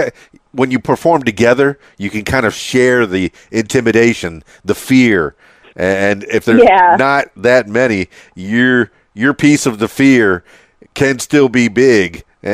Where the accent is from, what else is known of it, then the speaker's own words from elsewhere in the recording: Miami, Florida, United States; now in Conway, United States; And yes, I said that with a southern drawl, even though I'm from Miami, and I transplanted to Conway, Arkansas.